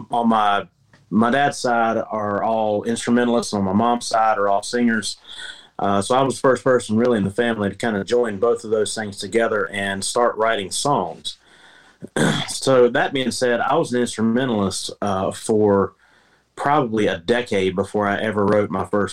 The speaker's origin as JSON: {"language": "English", "region": "North Carolina", "country": "United States", "tie": "born or raised there", "also_born_or_lived": "Nashville / Memphis", "moved": "as an adult", "lives_now": "Texas, United States", "said": "I'm a native North Carolinian. I grew up in the Carolinas"}